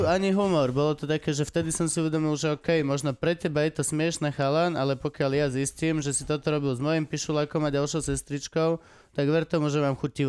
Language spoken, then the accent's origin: Slovak; eastern Slovakia, Slovakia; Lebo som z východu.